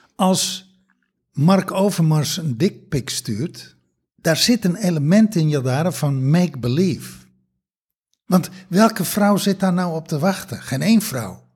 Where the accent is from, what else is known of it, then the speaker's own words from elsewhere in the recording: Texel, North Holland, Netherlands; moved away; also born or lived in Germany; als kind op Tessel